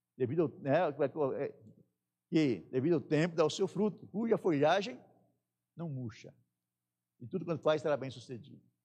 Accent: Northeast Region, Brazil; moved away; No Nordeste, na minha terra, a gente tinha mania de armar a rede

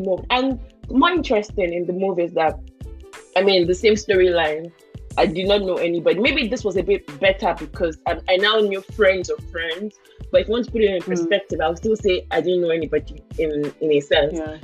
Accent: Nigeria; moved away as an adult; also born or lived in Sweden; now in Germany; when I was moving from Nigeria to Sweden

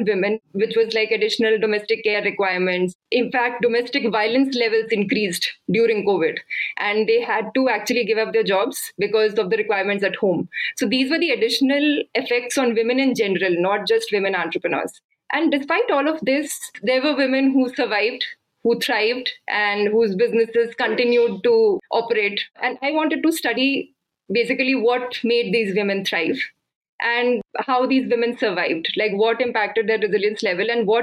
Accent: India; I come from India

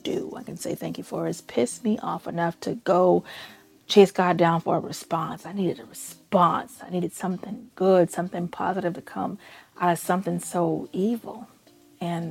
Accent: Chicago, Illinois, United States; I grew up in Chicago streets. I know Chicago streets

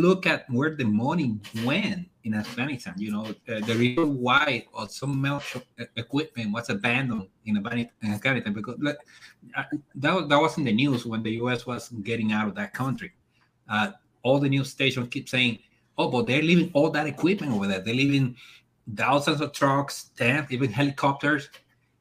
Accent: Dominican Republic; moved away; I've been living here for a long time, so I refer to this as my country, even though I'm from the Dominican Republic.

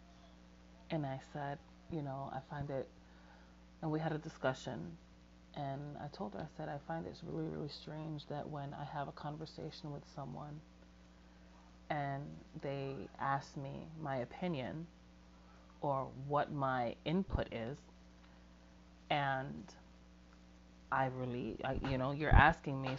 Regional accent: United States; I was born in America and I was raised by a Puerto Rican woman

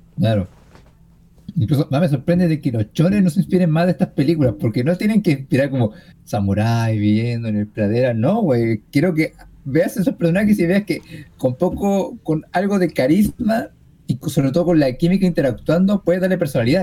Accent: Chile; soy chileno

